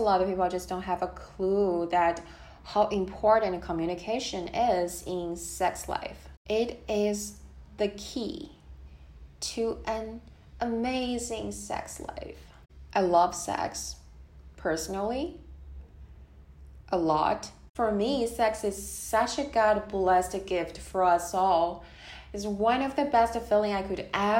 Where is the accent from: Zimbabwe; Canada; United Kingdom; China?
China; moved away; Born and raised in China, back to the time when I was a kid